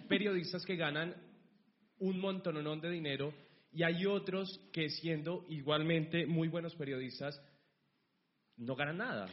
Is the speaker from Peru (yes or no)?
no; Colombia; moved away as an adult; now in Spain; Yo soy de Colombia, llegué hace aproximadamente dos meses a España